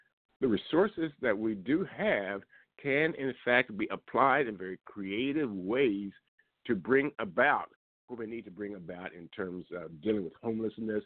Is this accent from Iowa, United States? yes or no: no; Liberty, Missouri, United States; moved away; also born or lived in Kansas City, Missouri; I was invited to go home to my hometown, Liberty, Missouri, where I grew up